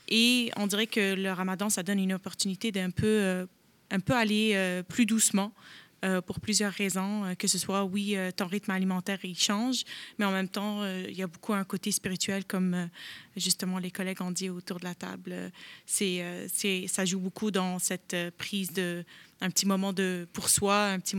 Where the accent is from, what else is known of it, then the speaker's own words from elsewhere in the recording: Montreal, Quebec, Canada; je suis d'origine euh, irakienne, mais bien montréalaise, née, grandie et, et travaillée et tout ce qui va avec.